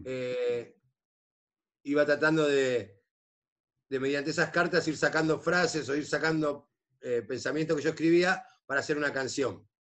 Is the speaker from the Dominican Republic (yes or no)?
no; Tigre, Buenos Aires Province, Argentina; now in Santos Lugares, Argentina; mi barrio, de lo que hacemos nosotros en el barrio